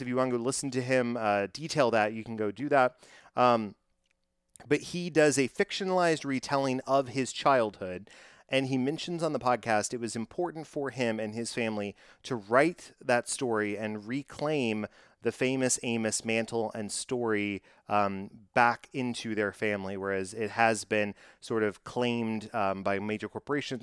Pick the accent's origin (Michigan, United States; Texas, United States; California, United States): Texas, United States; I am from Texas